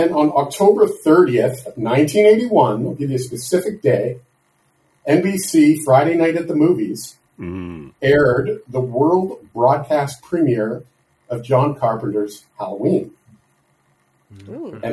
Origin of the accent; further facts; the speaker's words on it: Canada; I'm Canadian